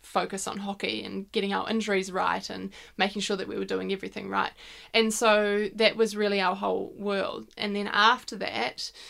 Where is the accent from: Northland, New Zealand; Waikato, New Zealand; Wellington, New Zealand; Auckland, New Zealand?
Northland, New Zealand; Whangarei; growing up in Whangarei